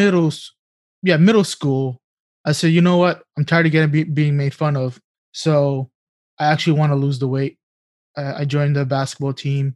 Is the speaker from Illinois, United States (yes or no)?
no; New York City, New York, United States; growing up in New York City, the public schools, you're provided with lunch and breakfast.